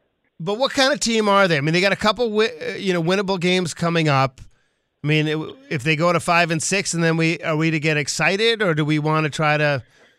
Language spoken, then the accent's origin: English; Swampscott, Massachusetts, United States; moved away; when I was growing up in Swampscott, Massachusetts